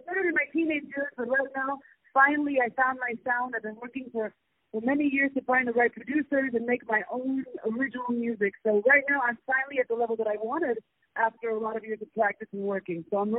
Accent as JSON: {"language": "English", "town": "Acapulco", "region": "Guerrero", "country": "Mexico", "tie": "born or raised there", "also_born_or_lived": "Los Angeles, United States", "said": "Well, I was born in Los Angeles, raised in Acapulco, Mexico. My mother was a jazz singer"}